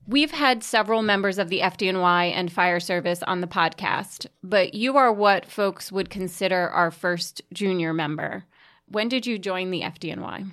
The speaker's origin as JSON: {"language": "English", "town": "New York City", "region": "New York", "country": "United States", "said": "I'm originally from Staten Island"}